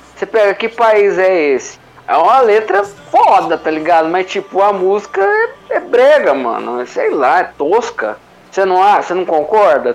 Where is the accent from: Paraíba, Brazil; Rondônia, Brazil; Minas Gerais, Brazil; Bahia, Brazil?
Minas Gerais, Brazil; Belo Horizonte; Belo Horizonte, né? Minha terra